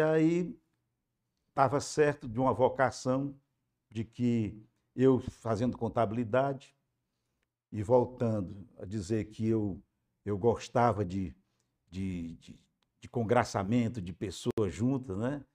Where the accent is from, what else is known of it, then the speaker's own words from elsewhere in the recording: Aquiraz, Ceará, Brazil; also born or lived in Fortaleza; Nasci em Fortaleza, na César Calles, mas moramos no Aquiraz.